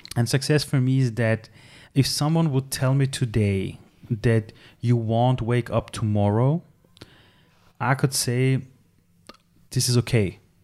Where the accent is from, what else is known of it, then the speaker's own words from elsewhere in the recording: Tehran, Tehran Province, Iran; now in Austria; I'm from Iran. I was born in Tehran. I came to Austria as a refugee